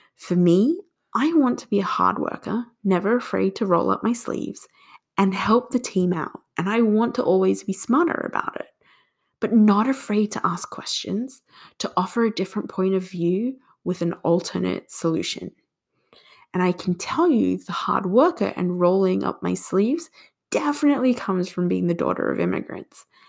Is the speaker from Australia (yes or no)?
yes; Australia; moved away as an adult; also born or lived in Singapore; now in United States; I was born in Singapore and migrated to Australia when I was two years old. Then, at 24, I moved to the US.